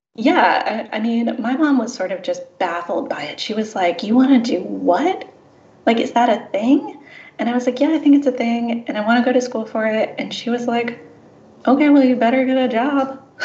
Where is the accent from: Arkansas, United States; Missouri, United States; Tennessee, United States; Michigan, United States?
Missouri, United States; St. Louis; I grew up in St. Louis